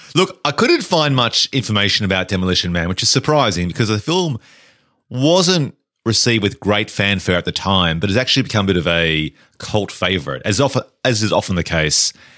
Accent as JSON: {"language": "English", "country": "Australia", "also_born_or_lived": "England"}